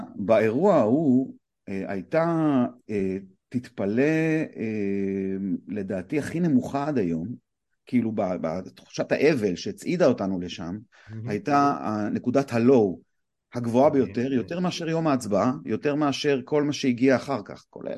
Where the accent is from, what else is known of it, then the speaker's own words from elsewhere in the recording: Bat Yam, Tel Aviv District, Israel; also born or lived in Los Angeles; now in Tel Aviv, Israel; אני תל אביב מבת ים